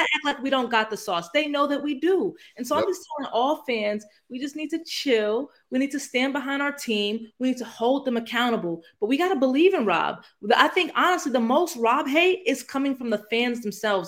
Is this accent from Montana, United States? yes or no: no; Northeast Ohio, United States; I come from Northeast Ohio